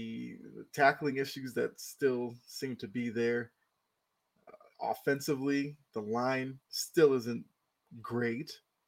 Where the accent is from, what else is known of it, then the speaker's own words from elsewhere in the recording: Boston, Massachusetts, United States; now in Atlanta, United States; I was born and raised in Boston, so I'm a New England Patriots fan, but I've lived in Atlanta for almost 15 years now.